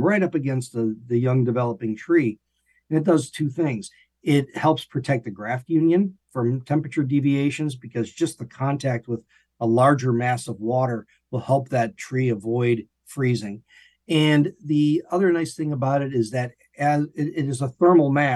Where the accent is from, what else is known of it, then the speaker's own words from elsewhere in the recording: Illinois, United States; moved away as an adult; also born or lived in Florida; now in Gainesville, United States; I'm from Illinois originally